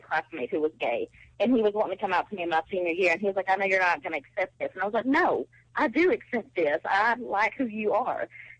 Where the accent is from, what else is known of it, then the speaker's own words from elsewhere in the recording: Texas, United States; I'm from Texas.